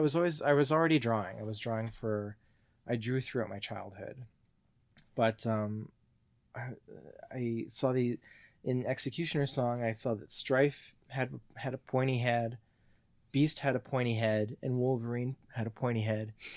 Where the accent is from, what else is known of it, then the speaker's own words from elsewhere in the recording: Mississauga, Ontario, Canada; also born or lived in Perth, Ontario; moved to Mississauga when I was two